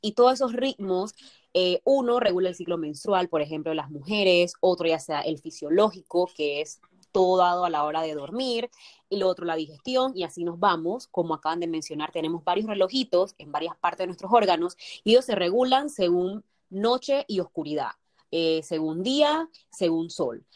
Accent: Colón, Panama; Soy panameña, soy de Panamá, soy de Colón, vivo en Colón

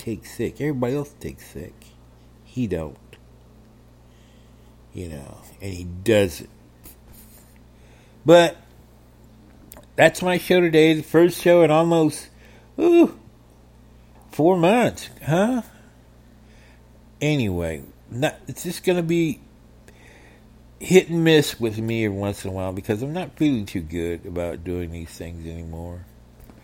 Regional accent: United States; the kids I grew up with in Roseman

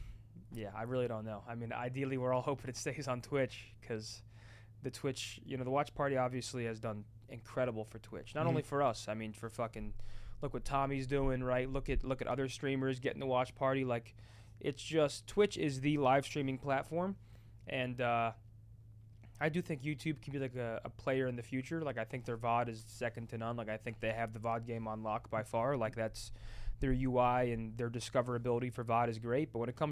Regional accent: New Jersey, United States; New Jersey.

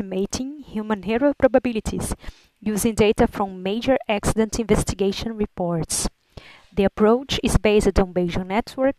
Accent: Brazil; moved away as an adult; also born or lived in Liverpool, United Kingdom; I'm from Brazil and study human reliability analysis

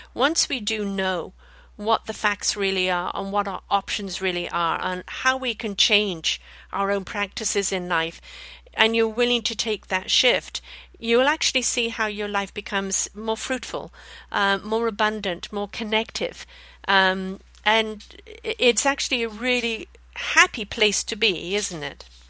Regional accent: BC, British Columbia, Canada; here in, in BC, Canada, my hometown

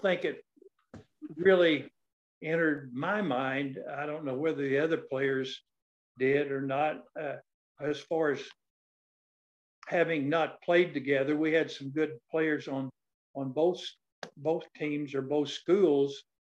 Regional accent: West Baden Springs, Indiana, United States; I was born and raised in West Baden, Indiana, in a rural uh, farm area

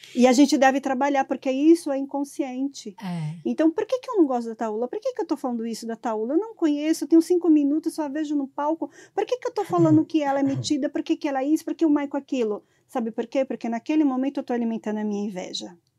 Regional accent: sertão of Bahia, Brazil; Eu sou do sertão da Bahia

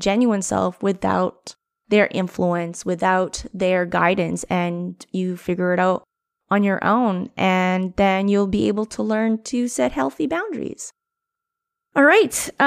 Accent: Canada; now in Vancouver, Canada; being Filipino-Canadian

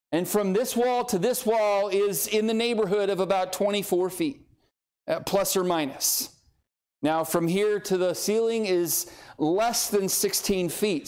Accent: Southern California, United States; moved away as an adult; now in Oklahoma, United States; I grew up in Southern California and on the San Andreas Fault Line

